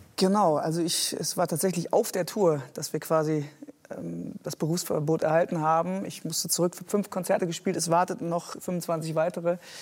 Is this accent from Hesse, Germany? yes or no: no; Geldern, North Rhine-Westphalia, Germany; now in Hamburg, Germany; ich bin auf dem Dorf groß geworden, äh, katholische Gegend im Rheinland